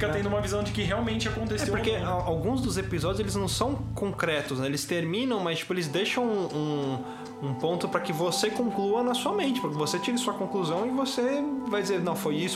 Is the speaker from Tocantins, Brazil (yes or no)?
no; São Paulo, Brazil; O pessoal já vê que a gente é de São Paulo quando a gente fala como eu sou top.